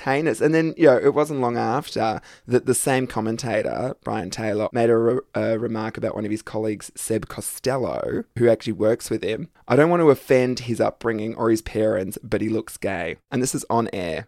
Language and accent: English; Australia; our homophobic Aussie forefathers